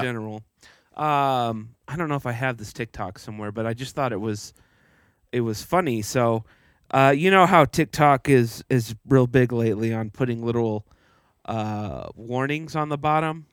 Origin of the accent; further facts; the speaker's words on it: Texas, United States; growing up in Texas